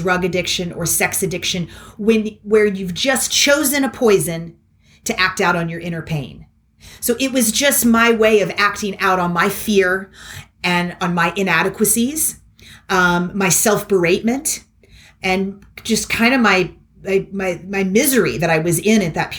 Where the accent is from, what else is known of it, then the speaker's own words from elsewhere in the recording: Kentucky, United States; moved away as an adult; also born or lived in Philadelphia / New York City; a really well-rounded and loving childhood growing up in Kentucky